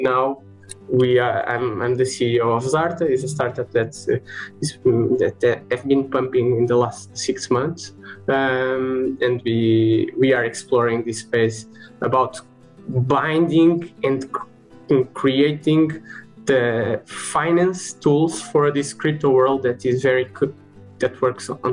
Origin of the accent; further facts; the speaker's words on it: Lisbon, Portugal; I'm from Lisbon and I'm a mechanical engineer